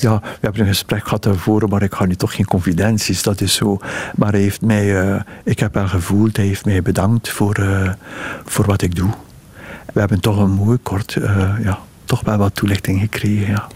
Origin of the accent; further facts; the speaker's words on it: Ghent, Flanders, Belgium; moved away as an adult; also born or lived in Brussels; ik ben in Gent geboren